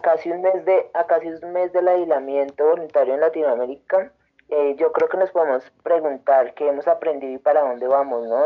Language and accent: Spanish; Antioquia, Colombia; now in Tunja, Colombia; Soy de de Antioquia, pero eh, ya hace muchos años vivo acá en Tunja